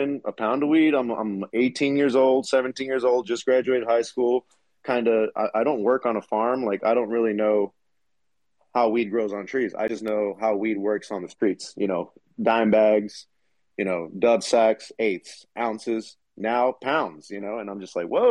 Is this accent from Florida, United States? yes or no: no; Los Angeles, California, United States; I grew up in South Central Los Angeles